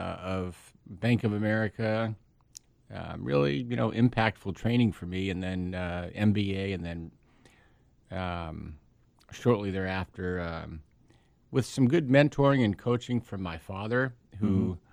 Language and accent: English; Pasadena, California, United States; now in San Diego, United States; Yeah, I'm from Pasadena, which now I look down on as greater Los Angeles because I find myself living from today and until the end of time with my family in the greatest place on the planet. But I did grow up in Pasadena.